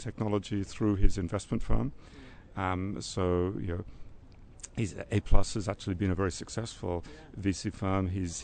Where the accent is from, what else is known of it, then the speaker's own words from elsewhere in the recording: Australia; I'm Australian